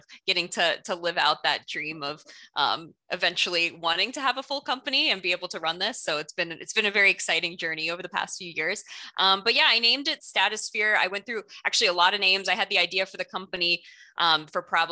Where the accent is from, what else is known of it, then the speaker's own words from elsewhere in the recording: South Florida, United States; also born or lived in Orlando, Florida; I grew up in South Florida, moved here later